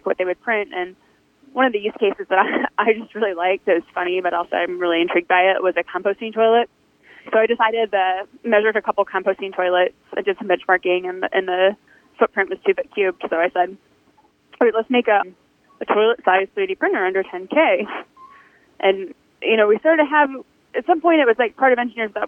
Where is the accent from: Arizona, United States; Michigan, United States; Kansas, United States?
Michigan, United States; Detroit; now in Houston, United States; I'm from Detroit